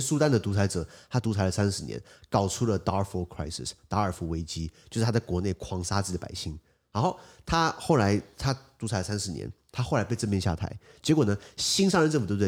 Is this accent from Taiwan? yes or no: yes; Taiwan; 我们台湾这边